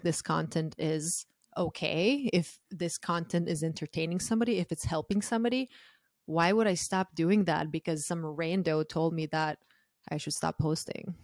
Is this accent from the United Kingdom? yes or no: no; Croatia; moved away as an adult; now in United States; I'm originally from Croatia, and I moved to the U S when I was twenty-two